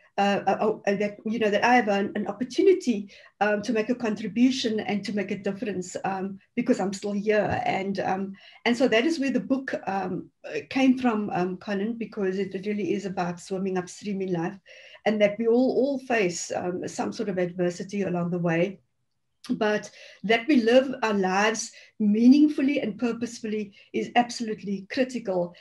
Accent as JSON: {"language": "English", "town": "Cape Town", "region": "Western Cape", "country": "South Africa", "tie": "born or raised there", "said": "growing up in the Cape Flats"}